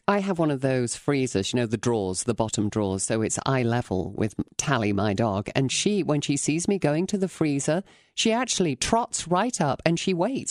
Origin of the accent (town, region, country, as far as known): England, United Kingdom; now in United States